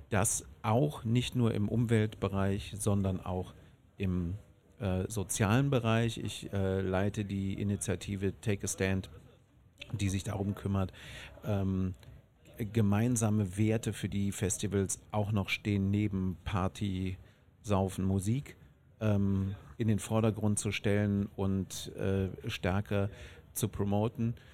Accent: Bonn, North Rhine-Westphalia, Germany; Ich bin aus Bonn.

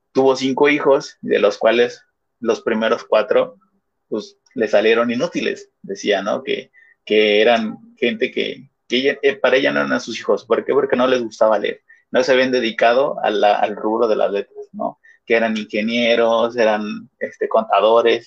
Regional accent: Mexico City, Mexico; yo, de donde vengo o de, donde soy, en Iztapalapa

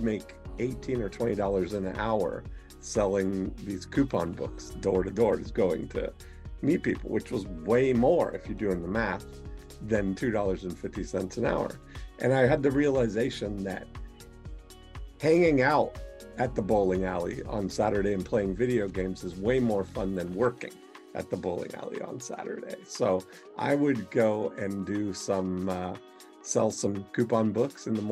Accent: Canada; I was born in Canada on a U.S. Air Force base to a Canadian mother and a U.S. father

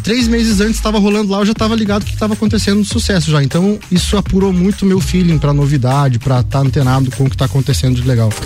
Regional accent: Campo Belo, Brazil; now in Lages, Brazil; eu vim de Campo Belo, né? Eu sou campobelense, estou em Lages há mais ou menos 13 anos

